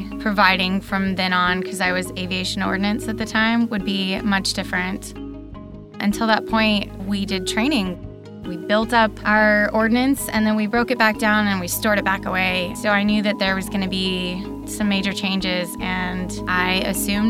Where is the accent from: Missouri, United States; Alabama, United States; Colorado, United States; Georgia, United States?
Colorado, United States; Denver; moved away as an adult; also born or lived in Sasebo, Japan; I'm from Denver, Colorado